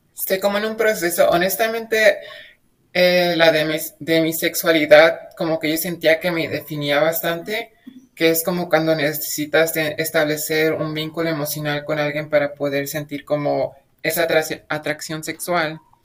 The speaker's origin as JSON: {"language": "Spanish", "country": "Mexico", "said": "mi pueblo es muy chiquito, entonces no hay mucho como ruido sobre el feminismo, pero últimamente el feminismo radical se ha estado como que haciendo popular en todo México"}